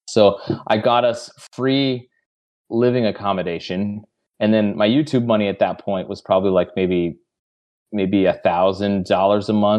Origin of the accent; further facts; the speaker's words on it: Glendale, California, United States; moved away as an adult; also born or lived in Sydney, Australia; I basically just stayed in Los Angeles my entire life. I was born in Glendale. Right. And so I was just basically LA my entire life